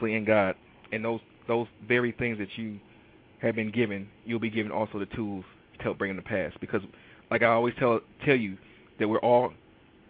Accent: Detroit, Michigan, United States; I am from Detroit, Michigan, and I am an absolute avid Detroit sports fanatic.

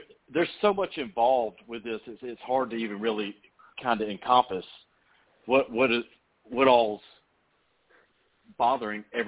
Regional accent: Gwinnett County, Georgia, United States; now in Eastern Georgia, United States; I grew up in Gwinnett County, farmer in Gwinnett County

